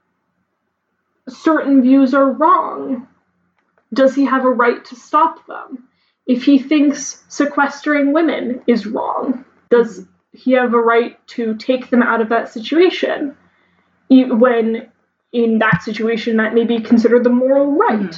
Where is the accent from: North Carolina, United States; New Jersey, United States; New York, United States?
New Jersey, United States; accent: New Jersey; it's my New Jersey accent